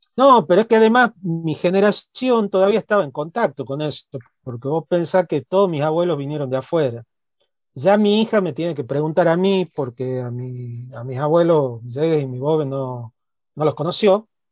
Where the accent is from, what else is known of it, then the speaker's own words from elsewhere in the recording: Tucumán, Argentina; accent: tucumano; yo soy tucumano, eh, mi acento al hablar es tucumano, la mirada que tengo del país y del mundo es la de una persona que nació, creció, vivió y se reprodujo en una provincia chiquita al norte del país